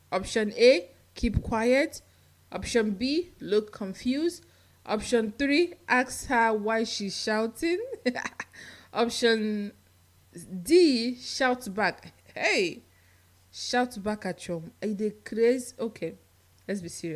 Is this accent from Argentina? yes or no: no; Nigeria; moved away as an adult; now in United States; I'm Nigerian